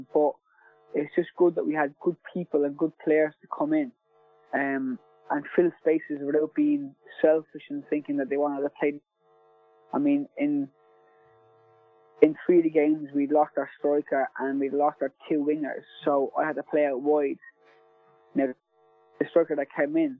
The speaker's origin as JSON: {"language": "English", "country": "Ireland", "said": "being an Irish lad and supporting Celtic as much as I did when I was growing up"}